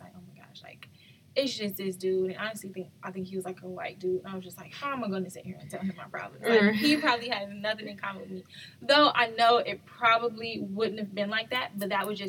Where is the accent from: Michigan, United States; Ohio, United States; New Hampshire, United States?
Ohio, United States; Cleveland; my hometown is Cleveland, Ohio